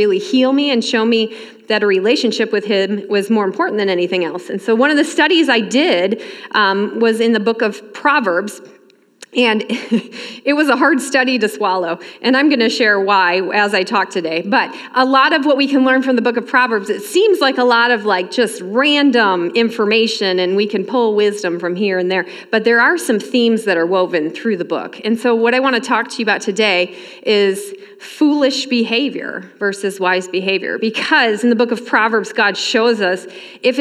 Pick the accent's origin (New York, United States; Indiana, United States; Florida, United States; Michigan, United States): Michigan, United States; moved away as an adult; now in Elbing, United States; I grew up in Michigan, worked at a camp ministry up there for a while